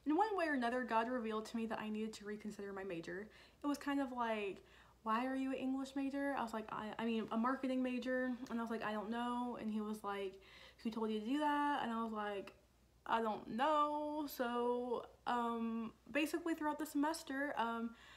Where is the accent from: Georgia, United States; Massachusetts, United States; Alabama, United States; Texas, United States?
Georgia, United States; Dunwoody; I'm from Dunwoody